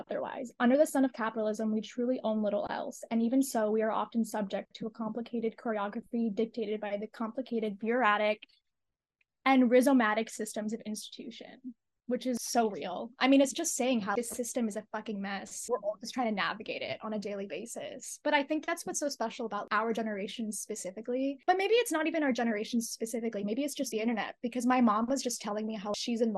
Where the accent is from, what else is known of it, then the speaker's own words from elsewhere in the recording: United States; I grew up in America. I'm first generation. My parents are immigrants